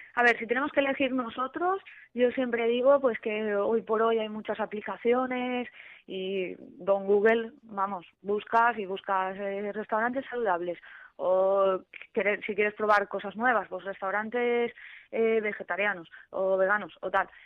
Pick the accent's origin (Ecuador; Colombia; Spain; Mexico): Spain; Alzira, Valencian Community; yo soy de pueblo, yo soy de Alcira